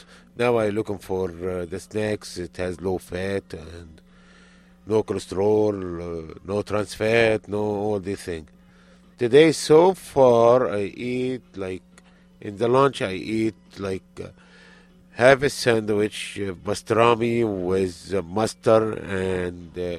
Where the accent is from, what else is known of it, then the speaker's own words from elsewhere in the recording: Egypt; English is a second language; now in Yorktown Heights, United States; I come from Egypt. I live in Yorktown Heights, Westchester County, upstate New York.